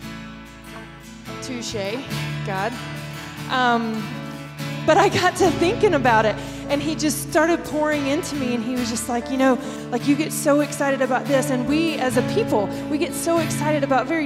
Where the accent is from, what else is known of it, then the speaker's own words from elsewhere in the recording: the South, United States; I'm from the South